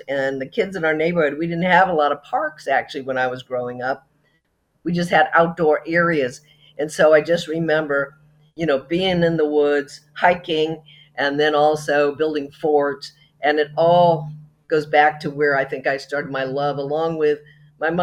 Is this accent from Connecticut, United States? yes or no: yes; Groton, Connecticut, United States; also born or lived in Willimantic, Connecticut; And that's where I actually went to high school and grew up there in Groton, Connecticut